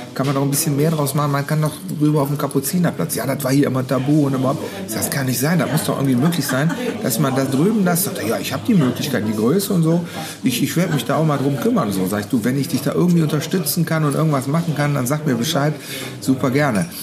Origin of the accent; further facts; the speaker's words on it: Mönchengladbach, North Rhine-Westphalia, Germany; Geboren, aufgewachsen bin ich ja auch hier, alles. Und lebe immer noch hier